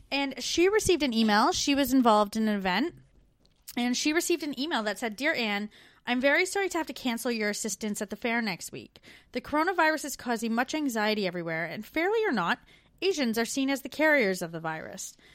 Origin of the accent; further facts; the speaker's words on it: Canada; now in Melbourne, Australia; We're two Canadian expats now living in Australia in the U K.